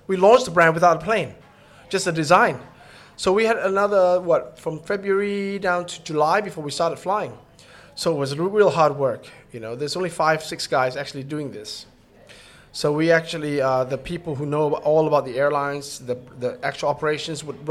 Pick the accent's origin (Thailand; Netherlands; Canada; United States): Thailand; I'm from Thailand